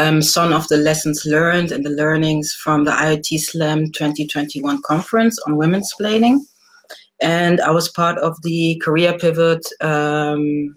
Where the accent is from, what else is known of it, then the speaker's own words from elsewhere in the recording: Nigeria; moved away; I'm originally also from Nigeria.